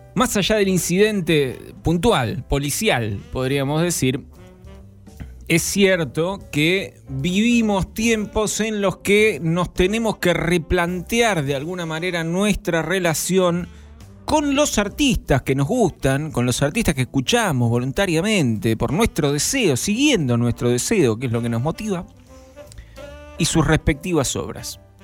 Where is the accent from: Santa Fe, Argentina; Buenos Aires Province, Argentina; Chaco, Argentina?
Buenos Aires Province, Argentina; Zona Sur; los que somos de Zona